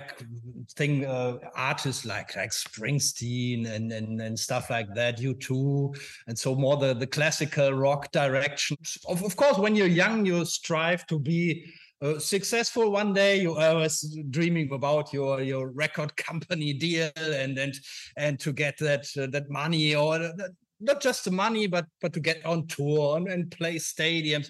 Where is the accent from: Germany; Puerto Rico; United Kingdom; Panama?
Germany; a small town near Düsseldorf, North Rhine-Westphalia; now in Düsseldorf, Germany; I'm from a small town near Düsseldorf. So I always grew up in this small town